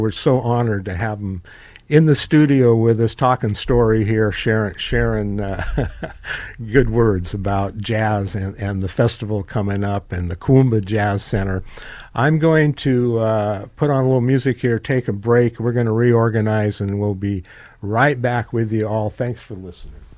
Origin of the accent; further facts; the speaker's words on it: Carmel, California, United States; And that was my hometown, Carmel